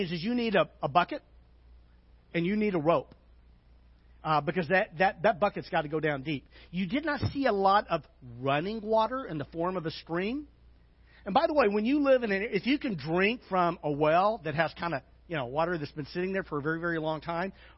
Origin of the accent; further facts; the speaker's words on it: Little Rock, Arkansas, United States; when I grew up in Little Rock, there was a part of town you did not drive through